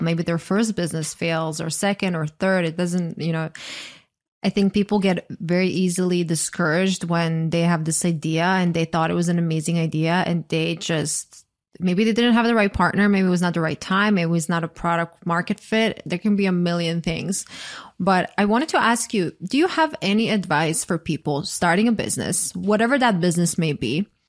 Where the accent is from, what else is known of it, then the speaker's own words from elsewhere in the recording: Croatia; English is a second language; because obviously I'm from Croatia. English is not my first language. And sometimes I say something in a way that I just know it's not grammatically correct